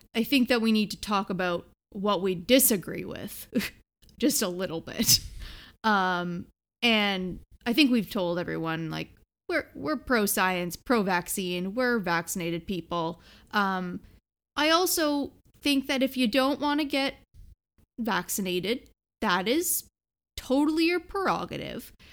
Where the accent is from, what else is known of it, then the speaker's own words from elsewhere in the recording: Canada; We're from Canada